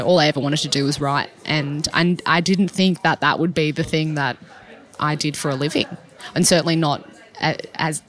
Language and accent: English; Sydney, New South Wales, Australia; I was born and raised in the Sutherland Shire